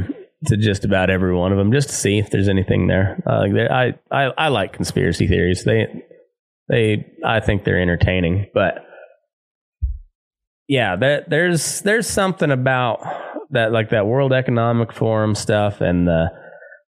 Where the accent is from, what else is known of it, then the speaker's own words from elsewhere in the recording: Southeast Colorado, United States; moved away; back home where I grew up in Southeast Colorado.